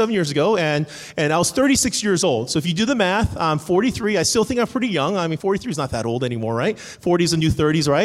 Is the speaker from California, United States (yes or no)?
yes; Cerritos, California, United States; moved away as an adult; also born or lived in Irvine, California; now in Atlanta, United States; I am from Atlanta, but I'm actually from here. I grew up in Cerritos